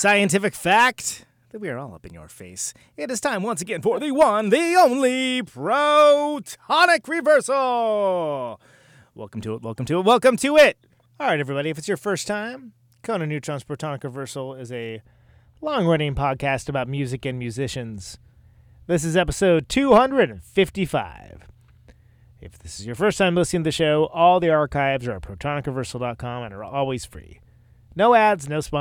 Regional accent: Oakland, California, United States; now in Milwaukee, United States; I'm in Milwaukee these days. I'm from Oakland

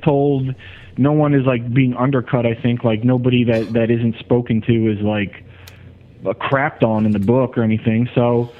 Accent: Ewing, New Jersey, United States; I grew up in New Jersey, in a suburb of Trenton called Ewing.

